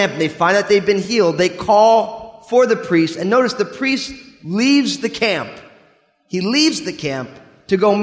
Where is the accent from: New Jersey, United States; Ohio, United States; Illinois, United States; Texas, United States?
New Jersey, United States; I'm from New Jersey